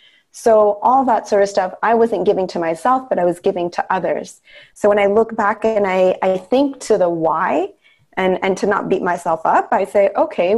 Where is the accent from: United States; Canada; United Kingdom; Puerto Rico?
Canada; I was born in Canada, but my parents came from India, and I was the firstborn